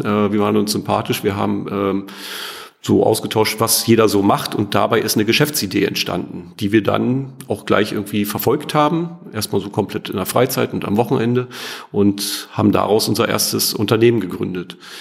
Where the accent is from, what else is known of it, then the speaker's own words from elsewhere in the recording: East Germany, Germany; Ich bin ja ostsozialisiert. Also das heißt, ich bin in der DDR geboren und groß geworden, habe die ersten 14 Jahre meines Lebens in der DDR ähm, oder bin aufgewachsen.